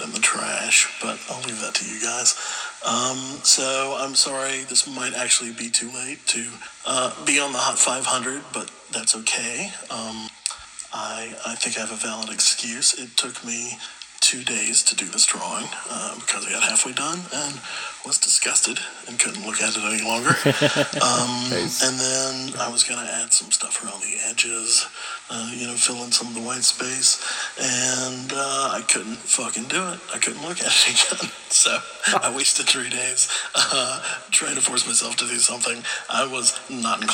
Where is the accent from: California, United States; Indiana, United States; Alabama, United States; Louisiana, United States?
Alabama, United States; Gulf Coast; growing up in Alabama, on the Gulf Coast, very swampy, lots of cockroaches everywhere